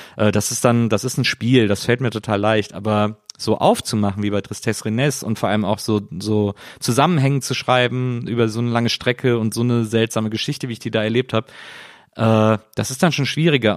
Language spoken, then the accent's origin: German; Cologne, North Rhine-Westphalia, Germany; ich komme ja aus Köln